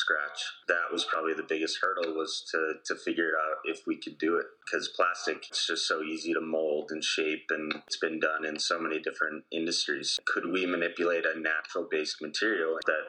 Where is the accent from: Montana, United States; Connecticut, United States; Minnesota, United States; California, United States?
Montana, United States; Whitefish; also born or lived in Boise, Idaho / Spokane, Washington; I grew up in Whitefish, Montana, a little ski town in northwestern Montana.